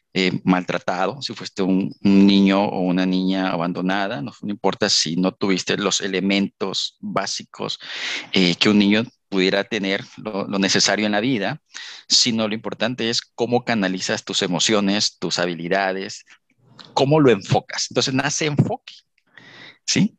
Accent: Villahermosa, Tabasco, Mexico; moved away as an adult; also born or lived in Poza Rica, Veracruz / Querétaro; yo soy de Villahermosa, Tabasco

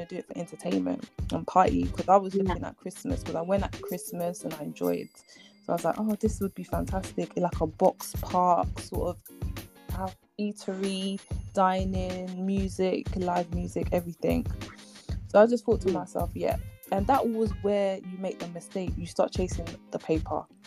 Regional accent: Ghana; moved away; I'm Ghanaian and I'm going back to Ghana eventually

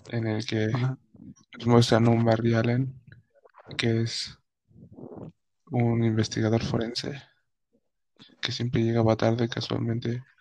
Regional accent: Nuevo León, Mexico; moved away; nací en Nuevo León. Oh. Pero vivo actualmente en Santo Chópolis.

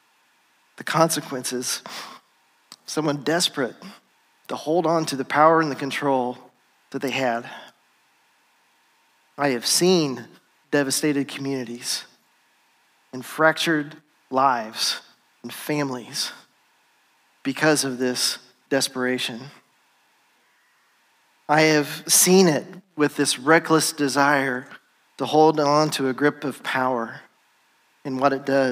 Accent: United States; moved away as an adult; also born or lived in Ivory Coast; having grown up here in America

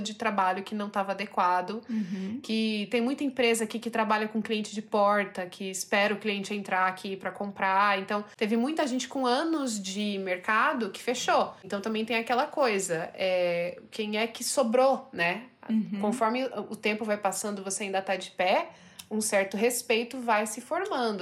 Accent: Brazil; now in Turkey; eu sou brasileira, eu moro aqui na Turquia já há bastante tempo

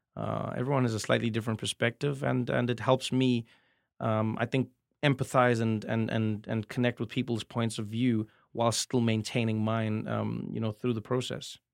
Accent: South Africa; moved away as an adult; now in United States; as a South African comedian

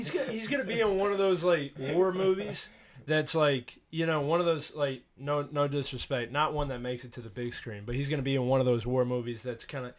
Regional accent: Atlanta, Georgia, United States; also born or lived in Bayou La Batre, Alabama; I'm actually from Atlanta, ATL.

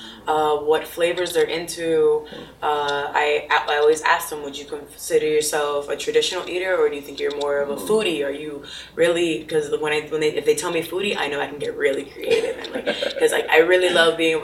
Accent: Broward, Florida, United States; I grew up in Broward

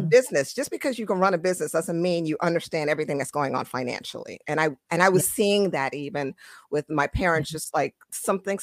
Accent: United States; also born or lived in Trinidad; I was born in Trinidad, raised in America

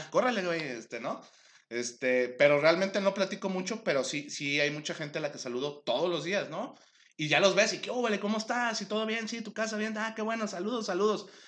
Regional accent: Mexico; tenemos como mexicanos

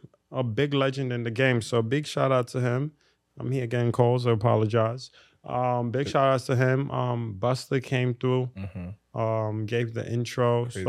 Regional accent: Ghana; As a Ghanaian man

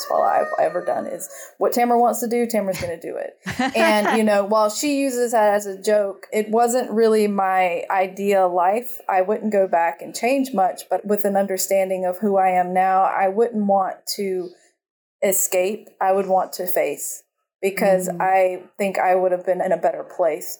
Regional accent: North Carolina, United States; also born or lived in Georgia; now in Costa Rica; I grew up in North Carolina and a little bit in Georgia

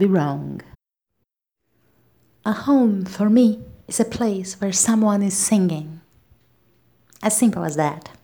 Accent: Brazil; I'm a Brazilian independent singer and songwriter

